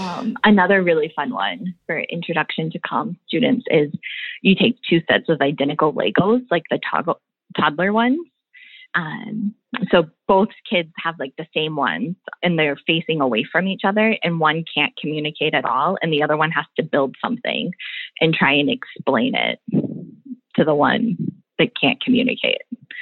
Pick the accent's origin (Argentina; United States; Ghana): United States; Midwest; born there; Oh, you know, I was born in the Midwest, but I don't really sound like I'm from the Midwest.